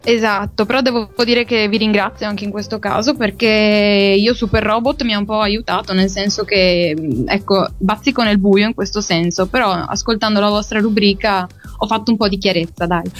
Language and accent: Italian; San Donato di Piave, Veneto, Italy; moved away as an adult; now in Bologna, Italy; Io sono di San Donato di Piave, in provincia di Venezia.